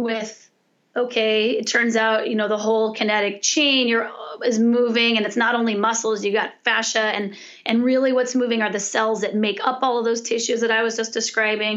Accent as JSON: {"language": "English", "region": "California", "country": "United States", "said": "I'm from California"}